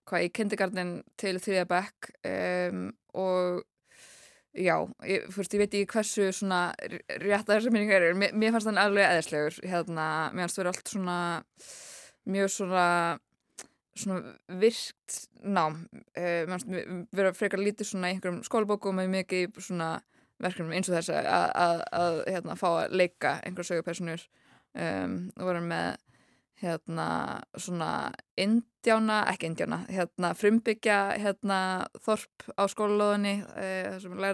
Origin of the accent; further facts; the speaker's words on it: Chapel Hill, North Carolina, United States; moved away; ég ólst upp í bandækunum í Chapel Hill í Náru Karlínu og þar var ég í grunnskóla í Frank Porter Graham Elementary School